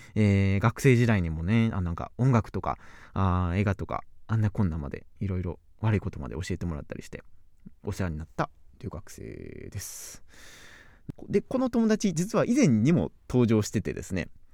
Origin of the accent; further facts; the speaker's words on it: Kyoto, Japan; accent: Kansai dialect; also born or lived in Kobe; 京都人、京都生まれ、京都育ち